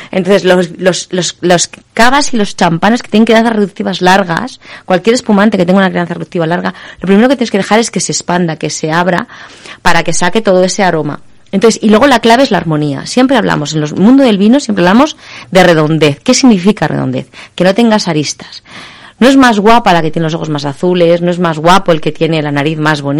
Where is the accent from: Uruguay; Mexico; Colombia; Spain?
Spain; somos españoles, aunque nos guste la comida internacional, somos españoles, no tenemos tanta tradición.